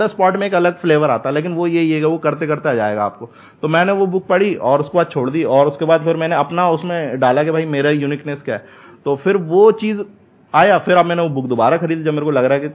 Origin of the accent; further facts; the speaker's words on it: Bhopal, Madhya Pradesh, India; मैं भोपाल से हूँ तो मैं खराब कर रहा हूँ